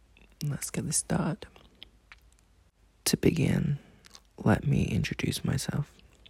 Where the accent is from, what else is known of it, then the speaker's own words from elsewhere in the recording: England, United Kingdom; I'm from the United Kingdom. I was born in England.